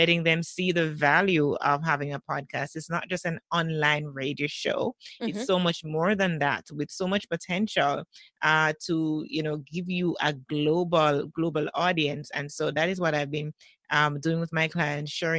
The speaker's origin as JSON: {"language": "English", "country": "Jamaica", "said": "one of our popular stations in Jamaica"}